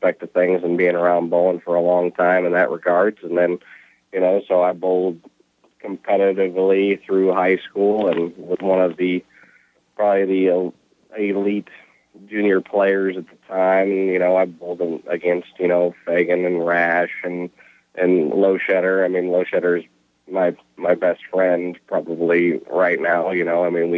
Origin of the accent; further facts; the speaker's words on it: Washington, United States; moved away; also born or lived in Nebraska / Arkansas; I'm from Washington State originally